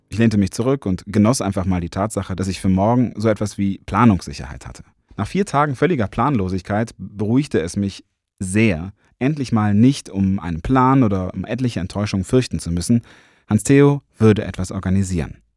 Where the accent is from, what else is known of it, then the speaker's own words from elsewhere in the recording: Cologne, North Rhine-Westphalia, Germany; ich bin Kölner, ne?